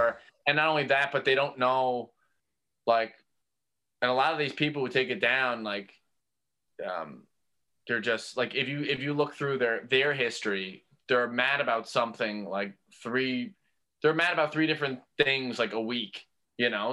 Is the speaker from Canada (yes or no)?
yes; St. John's, Newfoundland and Labrador, Canada; growing up on Merry Meeting Road and going to Brother Ice Junior High School